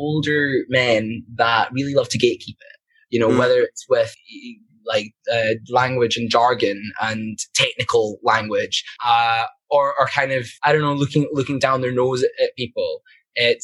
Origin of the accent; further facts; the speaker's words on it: Glasgow, Scotland, United Kingdom; when I was growing up in Glasgow